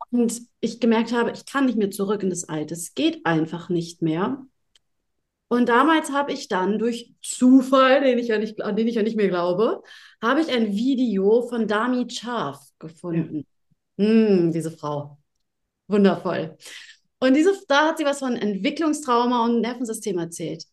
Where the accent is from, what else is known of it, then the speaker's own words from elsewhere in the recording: Hamburg, Germany; komme ich aus Hamburg. Na, ne? ich bin Hamburger Dirn